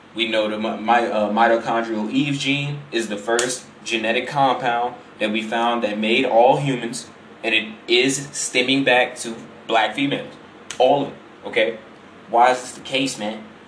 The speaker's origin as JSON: {"language": "English", "town": "Chicago", "region": "Illinois", "country": "United States", "said": "I'm from Illinois, you know, from Chicago, I'm from I'm, I'm from the big city, man"}